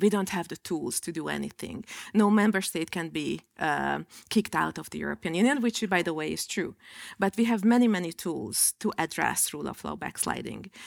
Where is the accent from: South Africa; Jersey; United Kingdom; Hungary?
Hungary; in my home country